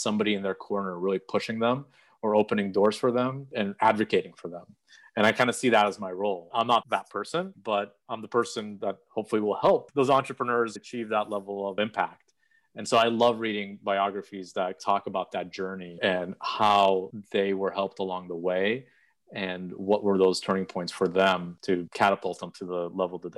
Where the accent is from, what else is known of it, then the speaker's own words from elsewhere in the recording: Odesa, Odesa Oblast, Ukraine; moved away; I was born in Odessa, which is on the Black Sea coast. Beautiful city. I'm very proud to be from there